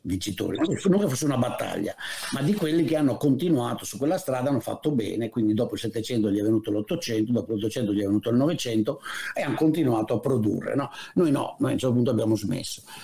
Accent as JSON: {"language": "Italian", "area": "Padua / Venice", "region": "Veneto", "country": "Italy", "said": "siamo veneti entrambi, tu di Vicenza, io di, di Padova Venezia"}